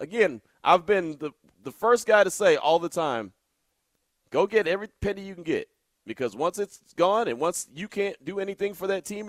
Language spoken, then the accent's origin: English; West Coast, United States; moved away as an adult; also born or lived in Texas; now in Las Vegas, United States; I'm not from Las Vegas, but I'm from the West Coast. So leaving the West Coast and being gone for 10 plus years and then having the opportunity to come back